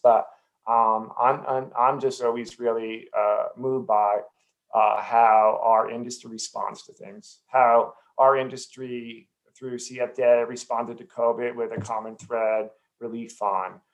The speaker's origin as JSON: {"language": "English", "region": "New Jersey", "country": "United States", "tie": "born or raised there", "said": "I grew up in New Jersey"}